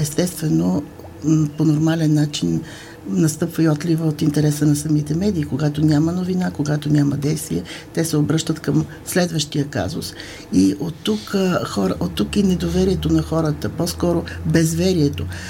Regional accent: Bulgaria

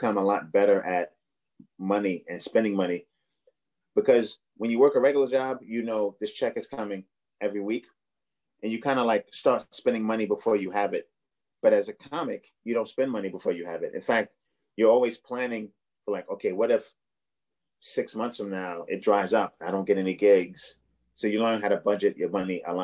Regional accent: New York City, New York, United States; also born or lived in Boston; I'm from Brooklyn, but I lived in Boston for like four or five years

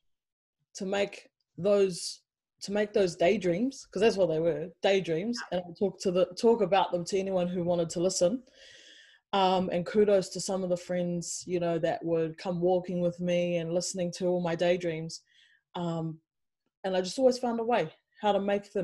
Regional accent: New Zealand; moved away as an adult; also born or lived in England; now in Melbourne, Australia; I grew up in New Zealand for most of my life.

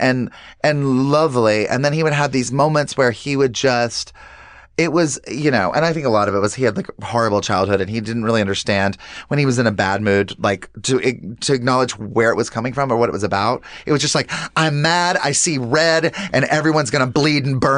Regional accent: the South, United States; the way I was raised and just in the South too

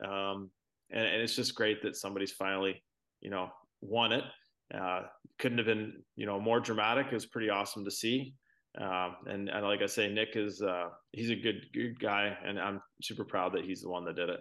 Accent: Brantford, Ontario, Canada; also born or lived in Toronto area; I was born in in Toronto area, but I grew up in Brantford, which is about an hour from Toronto

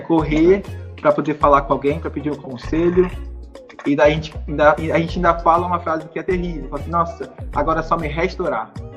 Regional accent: Paracambi, Rio de Janeiro, Brazil; moved away as an adult; eu sou de uma cidade no interior do Rio de Janeiro chamada Paracambi. Eu cresci lá, vivi lá a vida inteira

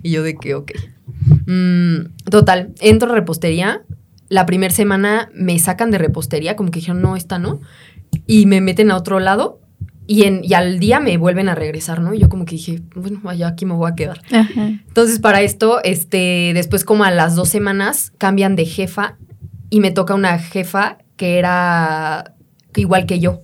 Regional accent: Mexico; also born or lived in Mexico City

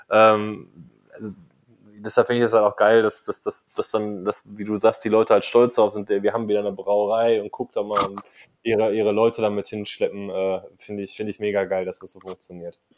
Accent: North Rhine-Westphalia, Germany; Ich meine, ich, ich komme aus dem Ruhrpott.

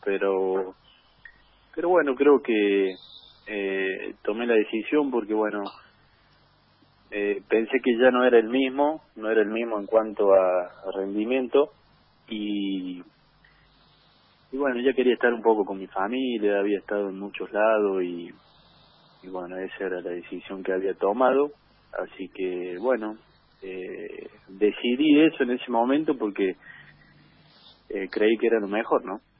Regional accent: Jesús María, Córdoba, Argentina; Acá en Jesús María, en, en mi ciudad natal

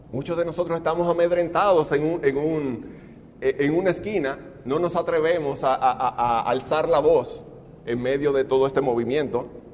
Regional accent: Dominican Republic; en mi país, en República Dominicana

